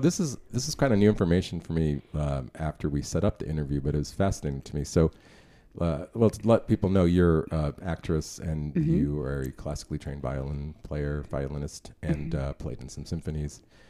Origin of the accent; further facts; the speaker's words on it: New York, United States; also born or lived in Chicago / Los Angeles / Austin; now in Dallas, United States; I found it behind the lens of a camera here in Dallas, Texas. I was born in New York, I've lived in Chicago, Los Angeles, Austin, but I love Dallas.